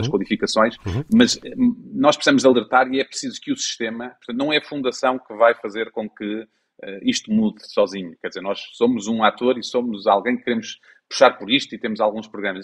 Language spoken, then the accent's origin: Portuguese; Portugal; cada um de nós, enquanto portugueses